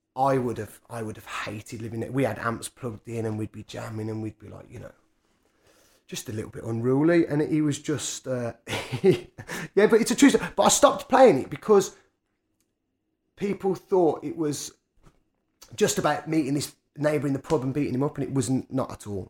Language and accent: English; Birmingham, West Midlands, United Kingdom; I spent most of my time growing up Quinton and Harborne